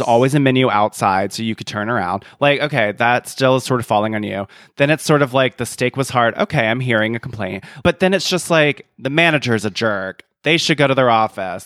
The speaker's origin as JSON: {"language": "English", "region": "the American South", "country": "United States", "said": "as a Southerner"}